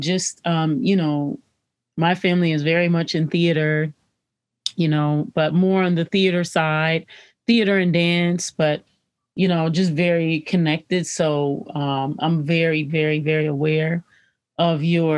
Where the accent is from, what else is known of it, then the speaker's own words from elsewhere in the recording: Detroit, Michigan, United States; growing up in Detroit with a Black television station, Black radio station.